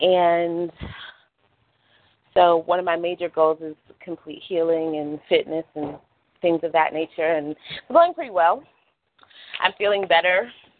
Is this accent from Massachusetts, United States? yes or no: no; Rochester, New York, United States; also born or lived in San Diego / Las Vegas / North Carolina / Washington D.C.; I am originally from Rochester, New York. I've lived in San Diego, Vegas, North Carolina, D.C., Philly, Pennsylvania